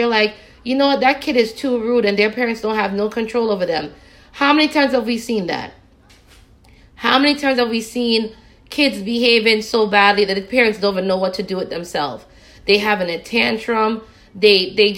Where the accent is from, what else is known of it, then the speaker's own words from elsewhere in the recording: Jamaica; When I was growing up in Jamaica with my mother